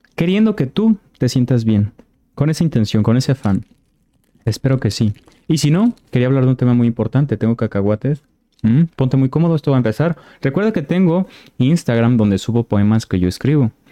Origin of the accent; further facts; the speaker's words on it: Mexico; yo soy de México